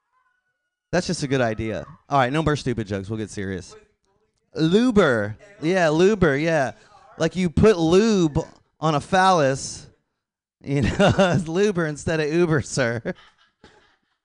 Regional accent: Tampa, Florida, United States; I'm from Tampa, Florida.

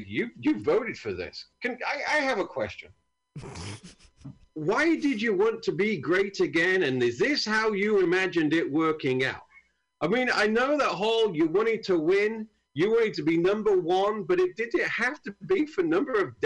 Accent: United Kingdom; I'm from a great country

